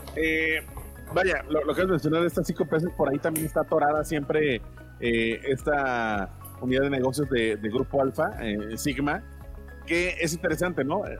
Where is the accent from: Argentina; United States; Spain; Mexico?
Mexico; yo como mexicano.